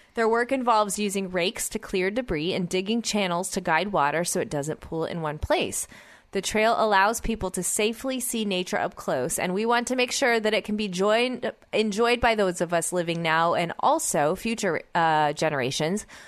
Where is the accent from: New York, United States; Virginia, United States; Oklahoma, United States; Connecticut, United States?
Oklahoma, United States; Oklahoma City; I grew up in Oklahoma City